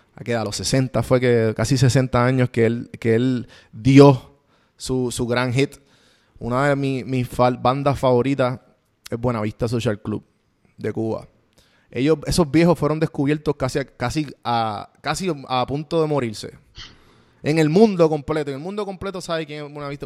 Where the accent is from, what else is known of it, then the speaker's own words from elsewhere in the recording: Puerto Rico; first language Spanish; moved away as an adult; now in Atlanta, United States; yo soy puertorriqueño